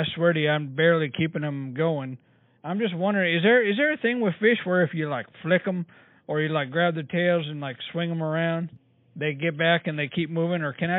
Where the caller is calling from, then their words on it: Norman, Oklahoma, United States; I'm actually calling from Norman, Oklahoma.